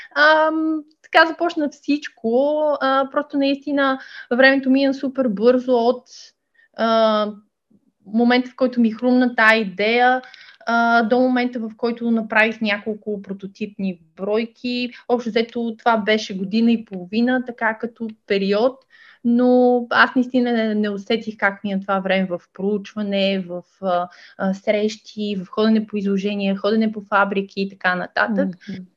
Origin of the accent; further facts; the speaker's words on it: Ruse, Ruse Province, Bulgaria; moved away as an adult; Аз а, съм позиционирана в Русе. Това е моя роден град